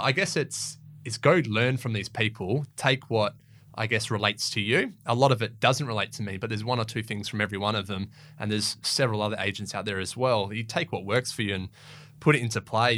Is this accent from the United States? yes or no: no; Perth, Western Australia, Australia; I grew up in City Beach and Wembley Downs and around there